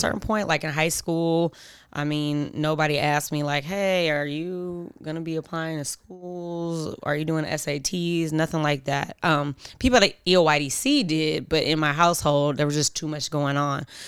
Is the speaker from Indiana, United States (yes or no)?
no; Oakland, California, United States; also born or lived in Philadelphia; I'm from Oakland, grew up in Oakland. I was born in Philly, but came here when I was a baby